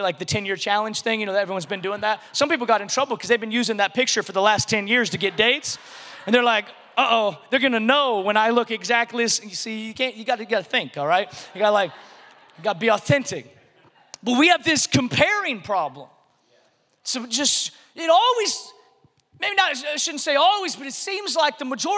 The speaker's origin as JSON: {"language": "English", "region": "a little city in Washington State", "country": "United States", "tie": "born or raised there", "moved": "yes", "said": "I grew up in this little city in Washington State. And so when people ask me where I'm from, I just say Seattle because that's the closest big city that people recognize."}